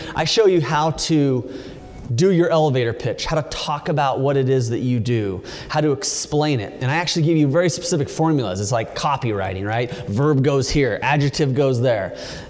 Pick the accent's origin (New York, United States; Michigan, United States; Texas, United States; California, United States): California, United States; you know, I'm from California. We're all supposed to be hugging and holding hands and singing Kumbaya.